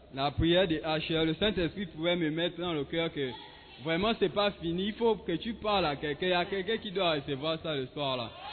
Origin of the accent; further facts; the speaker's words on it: Gabon; now in Ghana; depuis chez moi au Gabon